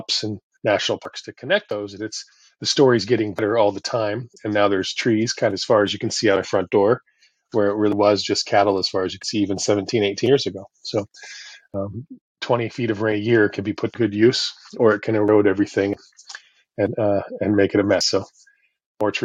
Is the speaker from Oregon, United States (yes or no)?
yes; Oregon, United States; moved away as an adult; now in Costa Rica; I come from Oregon. I come from a place where, as I grew up in the 70s and 80s, I felt surrounded by nature